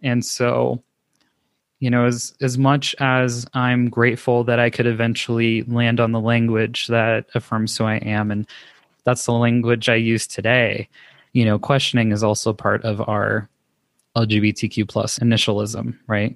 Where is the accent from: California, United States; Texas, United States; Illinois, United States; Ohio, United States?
California, United States; Los Angeles; moved away as an adult; now in Denver, United States; I was born and raised in Los Angeles, California